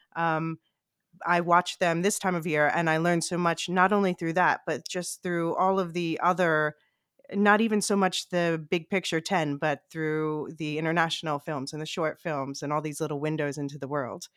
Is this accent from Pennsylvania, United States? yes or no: yes; Philadelphia, Pennsylvania, United States; moved away as an adult; now in Amsterdam, Netherlands; I grew up in Philly